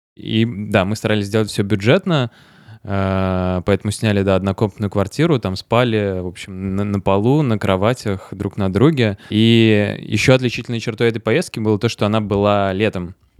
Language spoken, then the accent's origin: Russian; Votkinsk, Udmurtia, Russia; Мой, мой родной город Воткинск